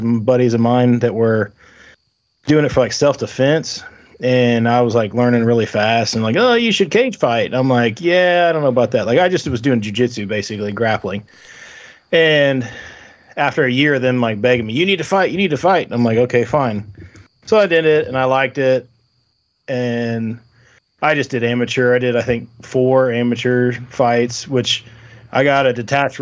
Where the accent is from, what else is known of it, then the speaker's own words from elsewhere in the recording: Southern Illinois, United States; We're from Southern Illinois, so about an hour and 15-20 minutes from St. Louis, east of St. Louis.